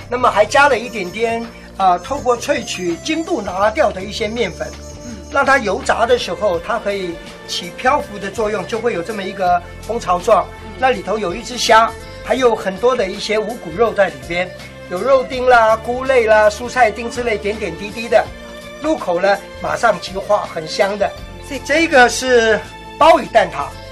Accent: Taipei, Taiwan; 我们台北这边

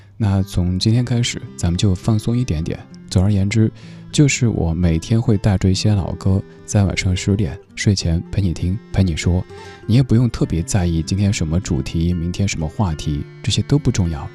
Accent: Sichuan, China; 我家乡四川

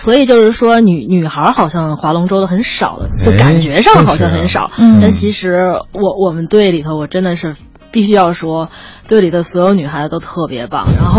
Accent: Beijing, China; 我因为我是土生土长的北京孩子，

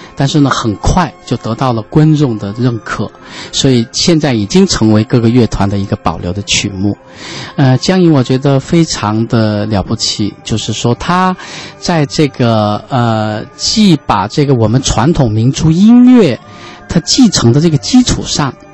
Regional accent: China; 其实代表了我们中国人的一种情怀

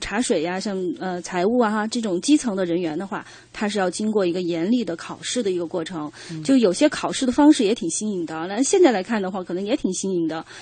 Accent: Sichuan, China; accent: Sichuanese; 我们四川话叫过

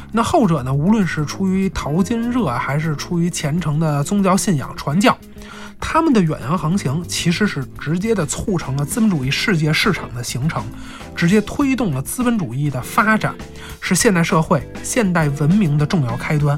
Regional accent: China; 我们中国人

